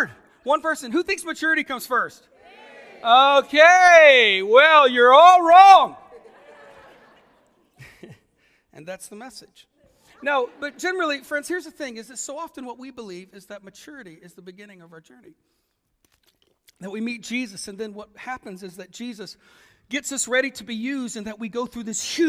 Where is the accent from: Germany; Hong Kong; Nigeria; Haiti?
Germany; now in Ireland; I'm only Irish by living there for such a long time. I'm clearly German